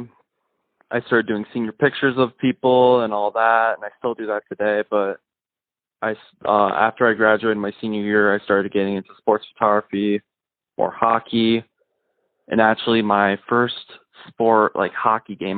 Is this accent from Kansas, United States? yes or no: no; Sartell, Minnesota, United States; also born or lived in St. Cloud, Minnesota; Originally I'm from Sartell, Minnesota. I played hockey there until eighth grade.